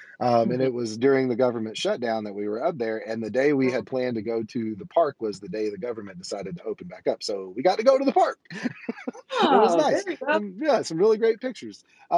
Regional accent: Conway, Arkansas, United States; there's the place that I was born and graduated from, and there's Conway, Arkansas, which is my hometown.

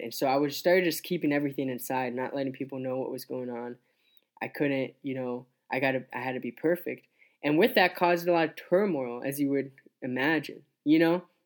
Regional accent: Scottsbluff, Nebraska, United States; also born or lived in Grand Island, Nebraska / Columbus, Nebraska; we moved to Scotch Bluff, and that's where my dad started pastoring, lead pastoring a church. And I grew up there till I was around twelve years old

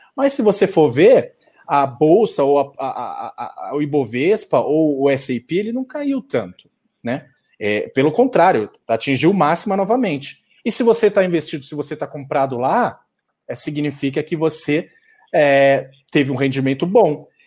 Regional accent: Brazil; a gente é brasileiro

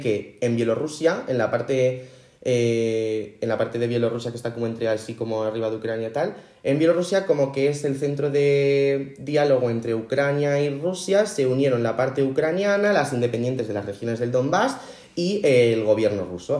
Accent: Spain; somos españoles

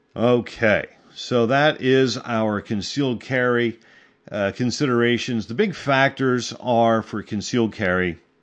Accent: Pennsylvania, United States; my home state, Pennsylvania

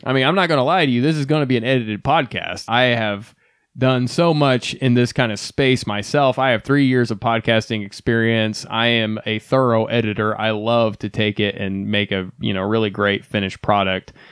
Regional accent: Ohio, United States; moved away; also born or lived in Texas; I came from Ohio, which is now where we are currently residing

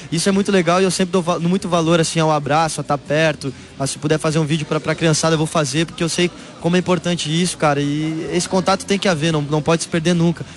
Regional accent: Rio Grande do Sul, Brazil; also born or lived in Santa Catarina; now in São Paulo, Brazil; Eu sou gaúcho, mas estou morando em São Paulo.

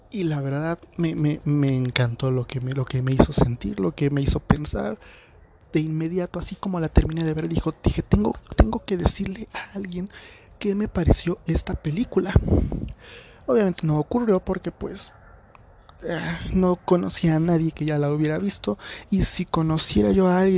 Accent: State of Mexico, Mexico; por la zona en la que vivo o sea, soy del estado de México eh, y pues por lo general no hay tan los cines no son no se llenan tanto

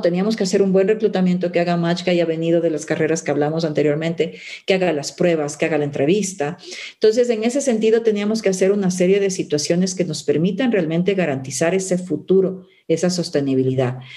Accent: Ecuador; also born or lived in Cumbayá, Quito; como ecuatorianos

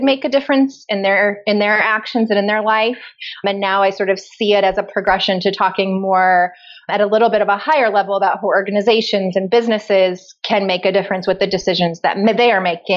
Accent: Nebraska, United States; moved away as an adult; now in Lawrence, Kansas, United States; I'm from Nebraska, which is nearby.

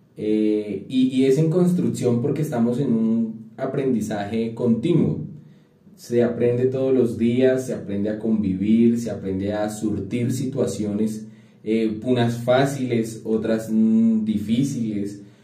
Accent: a town near Bogotá, Cundinamarca, Colombia; nací en un pueblo muy cerca a Bogotá, pero sí sigue siendo pueblo, ¿verdad? donde todo mundo se conocía con todo mundo

